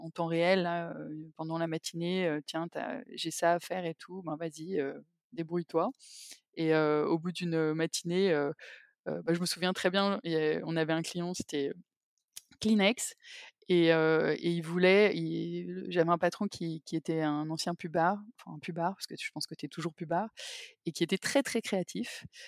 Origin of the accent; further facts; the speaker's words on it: Paris, Île-de-France, France; also born or lived in England; je suis parisienne, j'ai, fait mes études à Paris